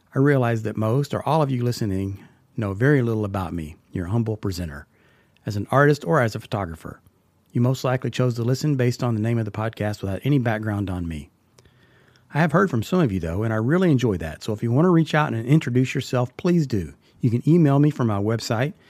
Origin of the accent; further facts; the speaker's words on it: Texas, United States; now in Tennessee, United States; I grew up in Texas